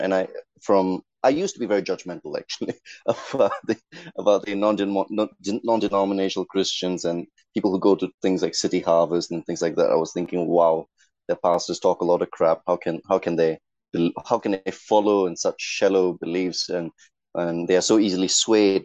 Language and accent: English; Singapore; as a Singaporean